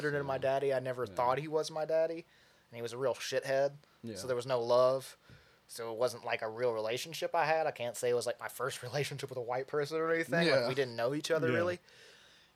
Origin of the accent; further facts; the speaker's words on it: McMinnville, Tennessee, United States; It's whiter than my hometown. I'm from a place called McMinnville, Tennessee.